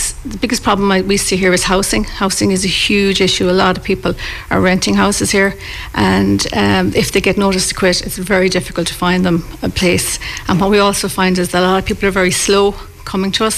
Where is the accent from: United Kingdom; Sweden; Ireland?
Ireland; Galway, Connacht; I'm from Castlegar originally